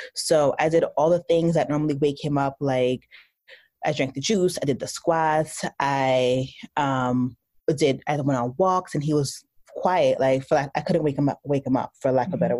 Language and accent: English; New Jersey, United States; I'm from New Jersey. Uh, my parents are from the Caribbean, so I'm Haitian American. Uh, I went to school undergrad in New Jersey, so I stayed really close to home.